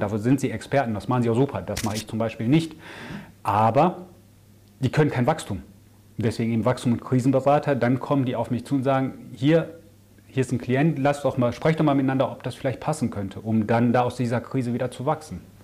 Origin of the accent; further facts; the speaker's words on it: Ruhr area, North Rhine-Westphalia, Germany; moved away as an adult; also born or lived in Augsburg / Amsterdam; now in near Düsseldorf, Germany; komme gebürtig aus dem Ruhrgebiet